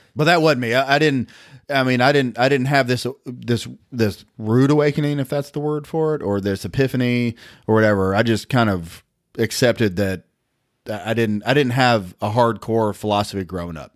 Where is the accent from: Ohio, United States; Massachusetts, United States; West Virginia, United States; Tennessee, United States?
Tennessee, United States; Nashville; born or raised there